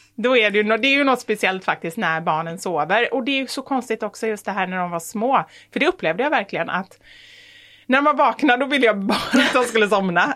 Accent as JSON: {"language": "Swedish", "town": "Gothenburg", "region": "Västra Götaland", "country": "Sweden", "said": "jag är också från Göteborg"}